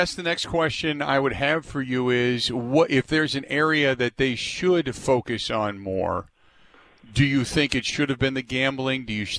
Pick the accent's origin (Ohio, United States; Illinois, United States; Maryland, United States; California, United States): Ohio, United States; Cincinnati; growing up in Cincinnati